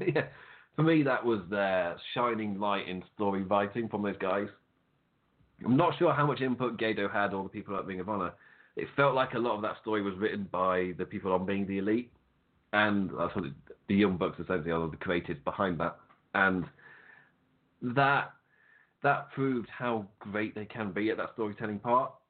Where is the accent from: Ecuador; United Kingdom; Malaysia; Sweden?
United Kingdom; England; I'm English